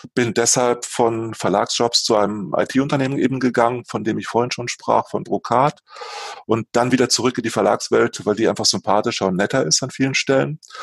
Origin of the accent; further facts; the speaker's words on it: Lingen, Lower Saxony, Germany; moved away; ich komme aus Niedersachsen, ursprünglich aus Lingen an der Ems, einem kleinen äh, Ort äh, in Norddeutschland